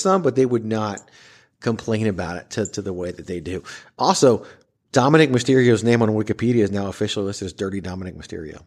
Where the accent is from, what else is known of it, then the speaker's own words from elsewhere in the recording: Richmond, Virginia, United States; I'm from Richmond, Virginia